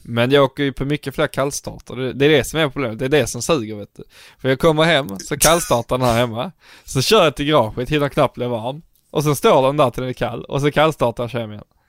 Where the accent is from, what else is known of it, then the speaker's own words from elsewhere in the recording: Scanians, Skåne, Sweden; vi är förvirrade skåningar